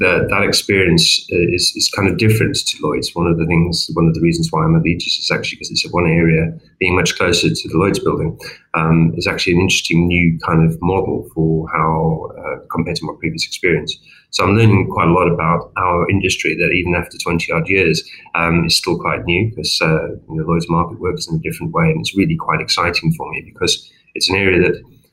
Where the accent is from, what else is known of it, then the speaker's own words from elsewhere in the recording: South Africa; accent: slight twang; now in England, United Kingdom; some of you may have picked up a slight sort of twang to my accent. I originally was born in Southern Africa, in South Africa, although I've been in England for many years and I'm English